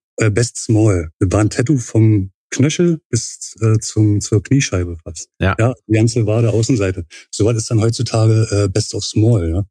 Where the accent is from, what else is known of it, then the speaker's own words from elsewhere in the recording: Berlin, Germany; geboren und äh, aufgewachsen in Berlin, Pankow.